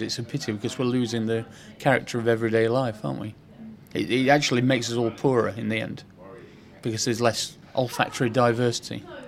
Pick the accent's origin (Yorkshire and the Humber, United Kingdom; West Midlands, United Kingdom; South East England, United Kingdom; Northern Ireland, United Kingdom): Yorkshire and the Humber, United Kingdom; Sheffield; moved away as an adult; also born or lived in Venice; now in London, United Kingdom; I grew up in Sheffield in quite a poor environment